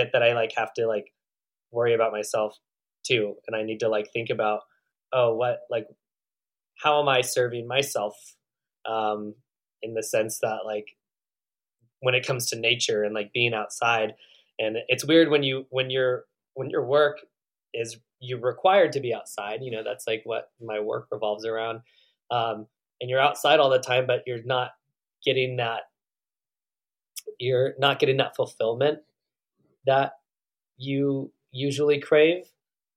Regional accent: Northern California, United States; moved away; also born or lived in Oregon; I grew up in Northern California

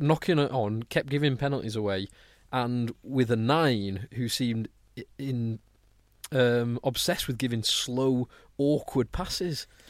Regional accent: England, United Kingdom; as an Englishman

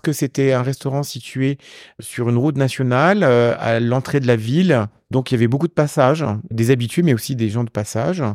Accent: Champagne, Grand Est, France; also born or lived in Italy; now in Paris, France; De là où je suis né aussi, en Champagne

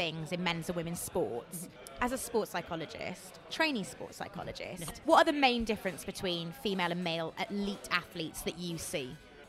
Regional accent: Wales, United Kingdom; I'm Welsh

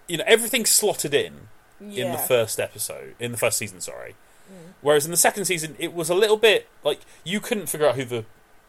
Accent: British / English, from the UK, England, United Kingdom; because we're British.

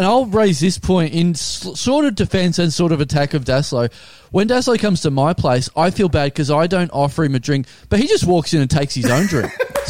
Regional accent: Australia; we're Australian

